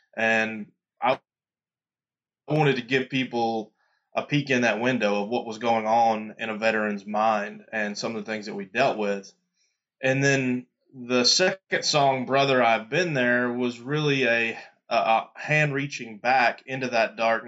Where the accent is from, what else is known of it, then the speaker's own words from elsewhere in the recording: Louisiana, United States; born there; also born or lived in Mississippi / Florida; I was born in Louisiana and spent a lot of time in Mississippi. We lived in Florida. I've kind of lived all over the place